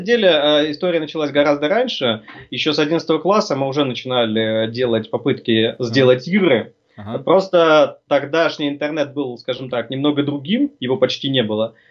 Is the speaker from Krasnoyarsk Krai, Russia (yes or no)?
yes; Norilsk, Krasnoyarsk Krai, Russia; moved away; also born or lived in Tatarstan; Родом ну. я вообще из Норильска